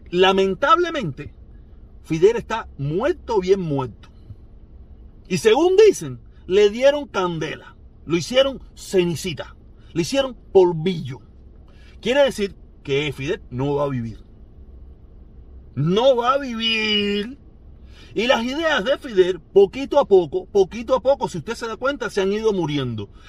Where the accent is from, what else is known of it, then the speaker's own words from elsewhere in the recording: Cuba; yo sí me lo explico porque yo soy cubano. A mí eso no es que, yo soy cubano, yo me reí de todos mis problemas